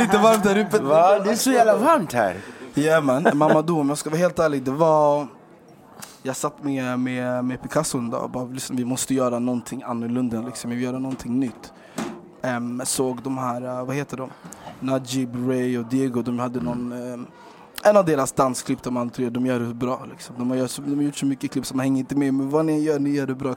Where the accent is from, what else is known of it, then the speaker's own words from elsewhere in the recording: Stockholm, Stockholm County, Sweden; I Rågsved där vi växte upp